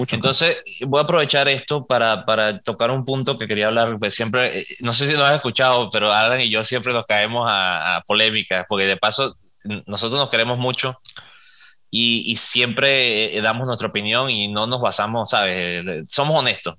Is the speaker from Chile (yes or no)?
no; Venezuela; nosotros somos eh, venezolanos